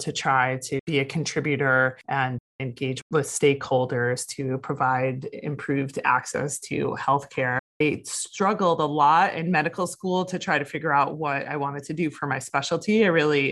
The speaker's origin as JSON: {"language": "English", "town": "Toledo", "region": "Ohio", "country": "United States", "tie": "born or raised there", "moved": "yes", "lives_now": "San Diego, United States", "said": "I grew up in Toledo, Ohio"}